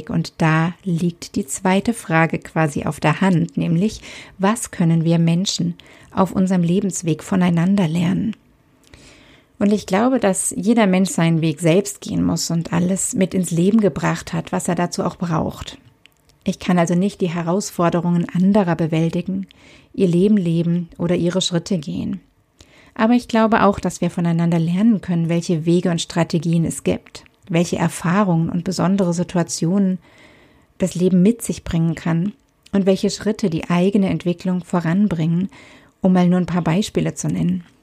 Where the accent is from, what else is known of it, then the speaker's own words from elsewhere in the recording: Southern Germany, Germany; born there; Ich bin in Süddeutschland geboren und lebe aktuell wieder dort.